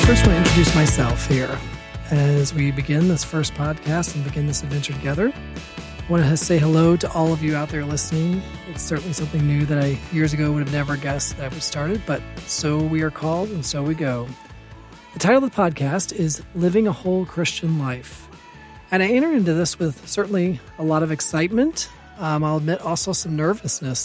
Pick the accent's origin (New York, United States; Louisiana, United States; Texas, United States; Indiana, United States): Indiana, United States; Evansville; I was born in Indianapolis, raised in Evansville for most of my life.